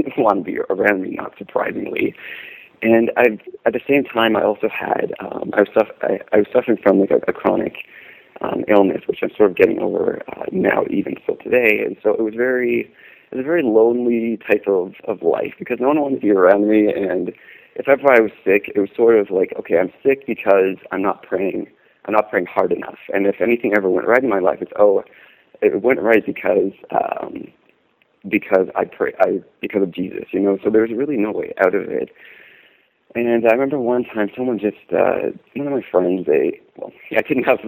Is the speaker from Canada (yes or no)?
yes; Canada; Being from Canada